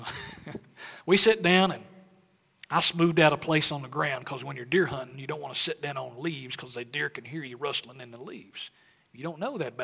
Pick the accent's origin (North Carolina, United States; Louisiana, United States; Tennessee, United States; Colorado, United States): Tennessee, United States; Mount Carmel; moved away; When I was home in East Tennessee last week, visiting family